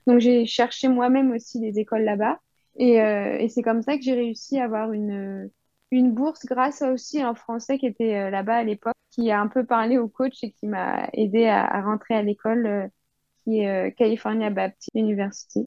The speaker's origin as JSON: {"language": "French", "region": "Île-de-France", "country": "France", "tie": "born or raised there", "also_born_or_lived": "United States", "moved": "as an adult", "said": "j'ai grandi en France, bah, en île de france"}